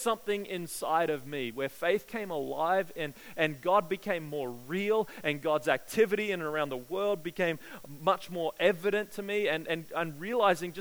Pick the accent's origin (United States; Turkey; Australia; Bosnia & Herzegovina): Australia; growing up in Australia